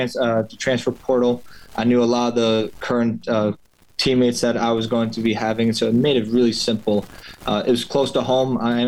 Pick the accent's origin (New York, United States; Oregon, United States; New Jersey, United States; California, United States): New York, United States; Dix Hills; also born or lived in West Point; I'm from Long Island. I'm from Dix Hills.